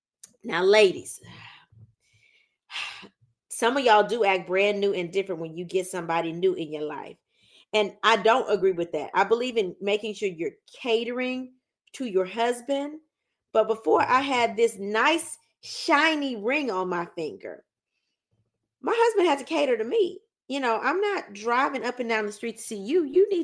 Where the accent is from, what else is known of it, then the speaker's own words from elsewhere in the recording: Louisiana, United States; My husband is Southern. He's from Alabama. I'm from Louisiana.